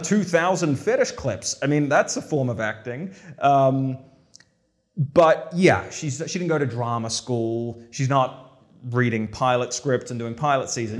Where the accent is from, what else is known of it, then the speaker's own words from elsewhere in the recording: New Zealand; moved away; I grew up in New Zealand